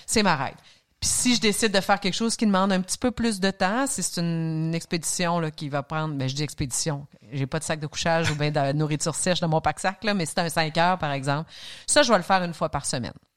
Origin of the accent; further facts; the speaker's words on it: Saguenay, Quebec, Canada; moved away; also born or lived in Alma, Quebec; j'ai grandi à Arvida, un nom de ville qui n'existe plus, qui a été avalé par certaines fusions, qui est devenu Jonquière, qui est devenu Saguenay